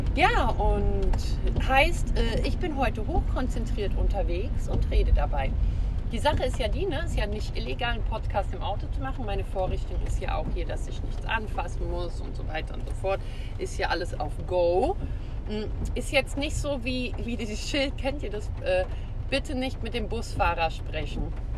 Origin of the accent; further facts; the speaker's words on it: Hesse, Germany; Hier bei uns in Hesse